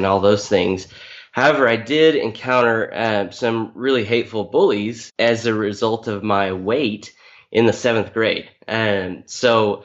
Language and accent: English; Topeka, Kansas, United States; moved away as an adult; now in Oklahoma, United States; I grew up mostly in Topeka, Kansas. I'm the son of a preacher. So we moved around a little bit, but second grade through high school was all in Topeka, Kansas